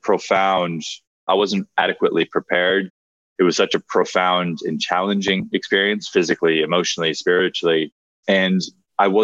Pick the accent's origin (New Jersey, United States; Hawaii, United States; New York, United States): Hawaii, United States; I grew up in Hawaii